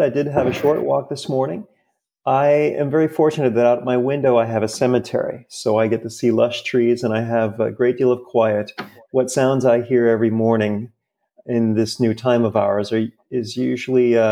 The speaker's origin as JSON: {"language": "English", "town": "Fort Lauderdale", "region": "Florida", "country": "United States", "tie": "born or raised there", "moved": "yes", "lives_now": "New York, United States", "said": "I grew up in Fort Lauderdale"}